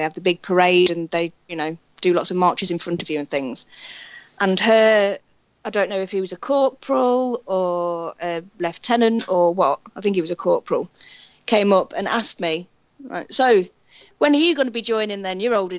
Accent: United Kingdom; for being British

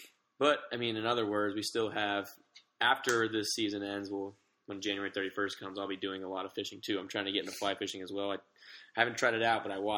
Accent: Florida, United States; now in Phoenix, United States; I'm from Florida originally

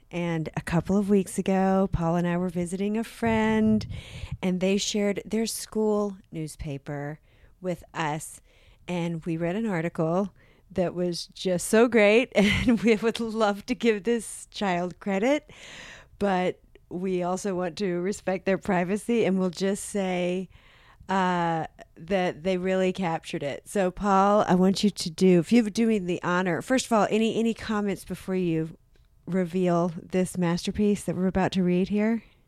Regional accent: South Carolina, United States; I grew up in South Carolina

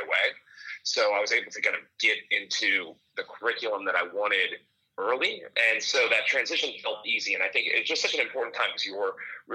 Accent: Southern California, United States; moved away as an adult; also born or lived in Ohio; I grew up in Southern California

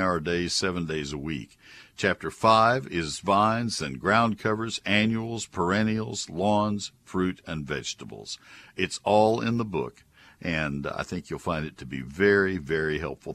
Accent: College Station, Texas, United States; I grew up with it in College Station

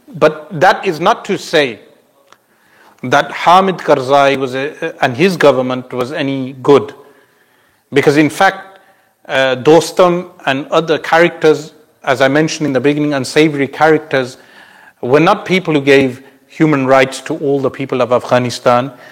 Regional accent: United Kingdom; for us as Muslims, uh, meaning across the globe, uh, and especially as British Muslims

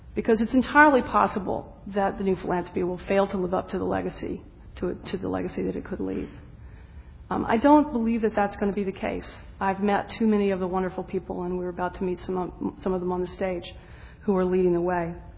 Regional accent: the South, United States; I'm a Southerner

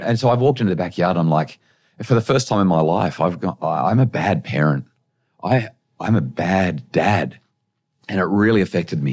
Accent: Central Coast, New South Wales, Australia; also born or lived in Brisbane; I grew up in New South Wales on the Central Coast

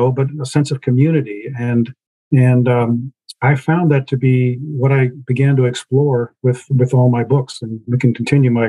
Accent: Kansas, United States; moved away as an adult; also born or lived in New York; I was a Kansas kid. You know, I was born and raised in the Midwest.

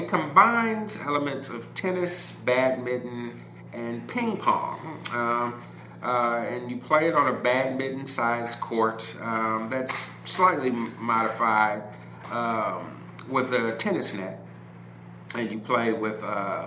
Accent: Chicago, Illinois, United States; moved away; I'm originally from Chicago

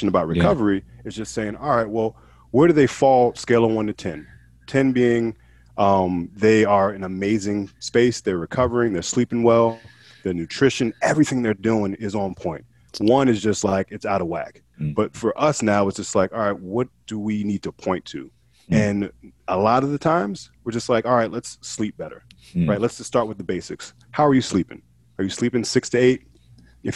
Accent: Hillside, New Jersey, United States; now in Portland, United States; I'm originally from Hillside, New Jersey. I live out here in Portland, Oregon now.

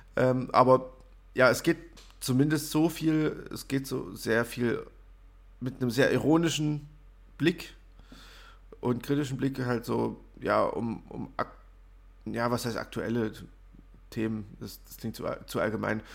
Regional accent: Germany; als Deutscher

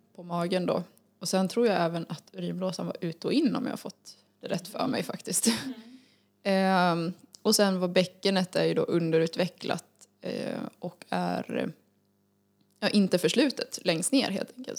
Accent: Falun, Dalarna County, Sweden; född och uppvuxen i Falun. Bor även i Falun just nu.

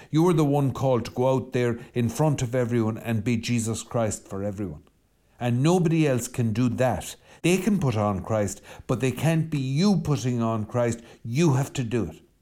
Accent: west of Ireland, Ireland; I'm Irish and I'm from the West

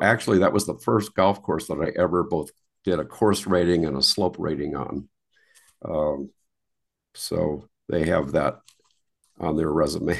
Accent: Wisconsin, United States; moved away as an adult; I grew up in Wisconsin

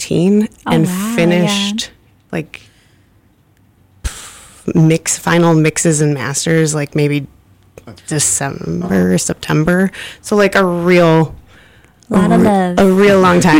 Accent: Michigan, United States; moved away; I'm from Michigan

